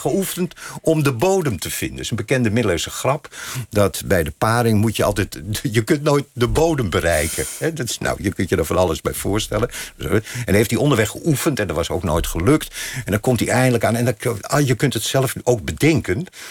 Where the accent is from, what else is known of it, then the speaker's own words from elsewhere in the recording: Hilversum, North Holland, Netherlands; Ik ben in Hilversum geboren.